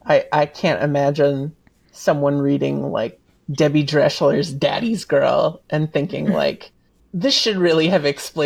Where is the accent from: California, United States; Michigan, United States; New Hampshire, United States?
New Hampshire, United States; New Hampshire countryside, United States; I was born in the New Hampshire countryside. We didn't have TV. My family didn't really have money.